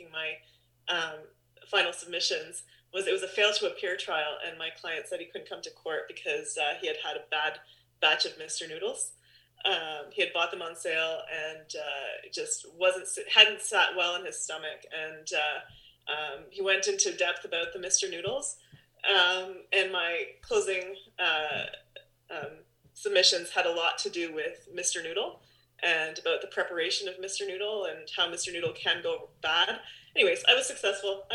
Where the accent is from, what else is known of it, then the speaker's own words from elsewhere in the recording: Guelph, Ontario, Canada; I grew up in Guelph